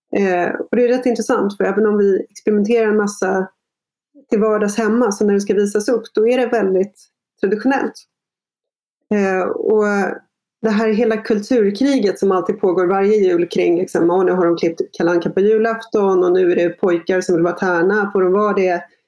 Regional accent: Sweden; jag är liksom första generationen infödd svensk

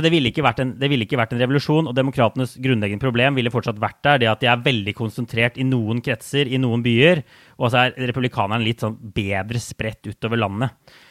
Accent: Norway; now in New York, United States

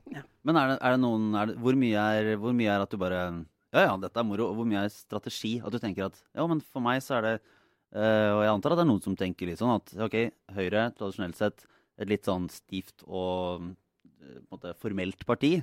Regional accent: Bø, Norway; Sommerland er i Bø, der jeg er fra.

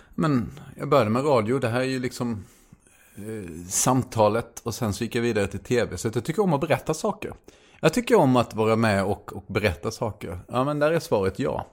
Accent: Småland, Sweden; jag är smålänning

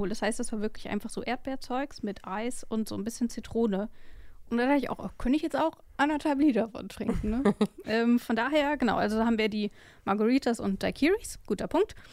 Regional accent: West Germany, Germany; ich komme aus dem Westen

